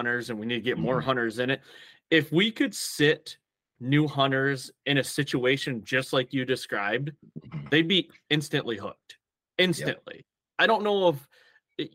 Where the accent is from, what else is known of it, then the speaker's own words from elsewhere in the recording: Michigan, United States; so I grew up in Michigan in a heavy tradition, deer hunting tradition